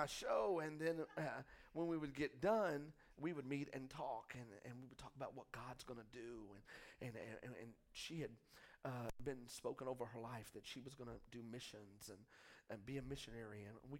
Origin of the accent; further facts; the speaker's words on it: Texas, United States; now in Hot Springs, United States; I'm full Arkansas now. So I just need y'all to know I'm not, like, slamming. I'm just saying that I was from Texas.